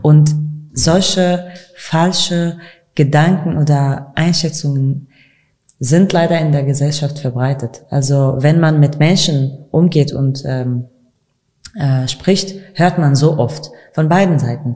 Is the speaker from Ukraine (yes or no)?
no; Kurdistan Region, Iraq; German is a second language; now in Germany; Aber ich habe auch Rassismus in meinem Land, in meinem Heimatland erlebt. Ich, ich habe das auch im äh, Kurdistan-Region mhm. erlebt